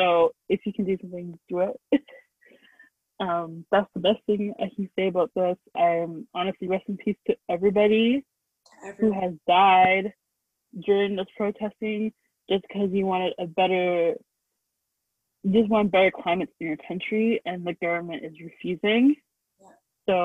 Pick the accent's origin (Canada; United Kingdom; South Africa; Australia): Canada; we're in North America and we're Canadian